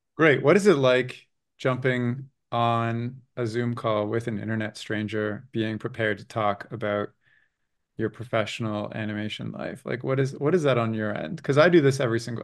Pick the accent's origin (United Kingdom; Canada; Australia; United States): Canada; growing up in Canada